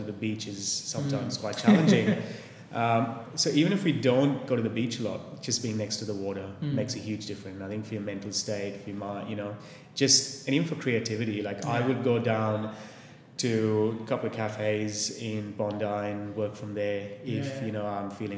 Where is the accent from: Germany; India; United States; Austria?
India; Mumbai, Maharashtra; also born or lived in Singapore; now in Sydney, Australia; I grew up in Bombay, so Mumbai